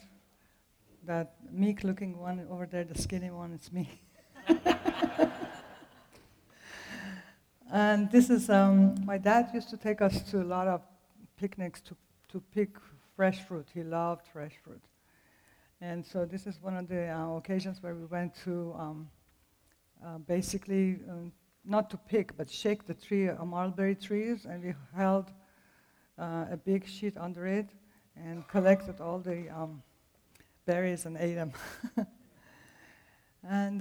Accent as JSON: {"language": "English", "town": "Tehran", "region": "Tehran Province", "country": "Iran", "tie": "born or raised there", "second_language": "English", "moved": "yes", "said": "the accent comes from Tehran, Iran. I was born in Tehran to an Armenian Christian family"}